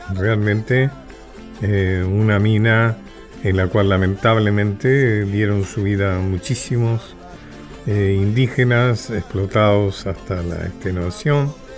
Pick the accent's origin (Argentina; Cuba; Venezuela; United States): Argentina